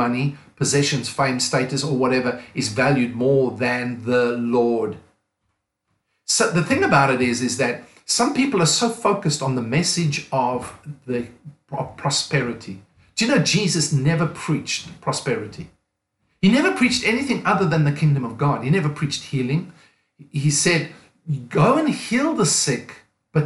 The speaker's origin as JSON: {"language": "English", "country": "South Africa", "also_born_or_lived": "Cape Town, South Africa / United States / England", "moved": "as an adult", "said": "I'm from South Africa. Pastored a church for nearly 20 years in Cape Town, South Africa"}